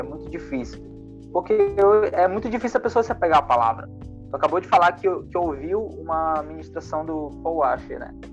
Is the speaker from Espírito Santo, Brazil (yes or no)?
no; Manaus, Amazonas, Brazil; ele é da mesma cidade que eu, tá? ele também é de Manaus